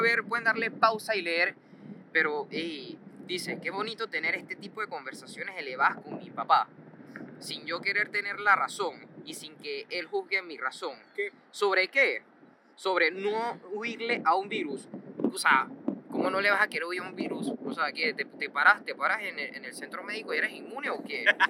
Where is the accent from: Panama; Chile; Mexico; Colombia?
Panama; somos todos los panameños